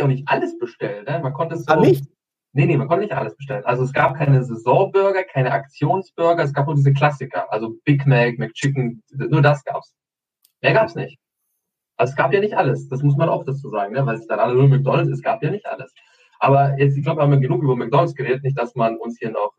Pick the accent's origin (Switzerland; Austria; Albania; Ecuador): Albania; now in Germany; Ich komme ja aus, aus Albanien, obviously, Albanien